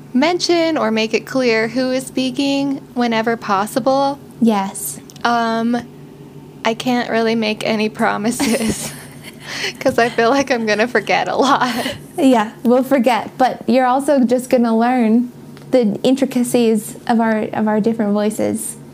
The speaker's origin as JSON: {"language": "English", "region": "Utah", "country": "United States", "tie": "born or raised there", "said": "we grew up here in Utah, and now we live in Salt Lake City"}